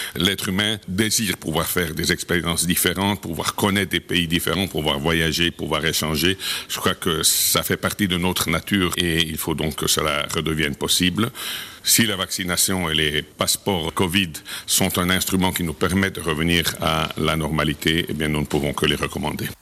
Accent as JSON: {"language": "French", "country": "Switzerland", "moved": "yes", "said": "en tant que Suisse de l'étranger"}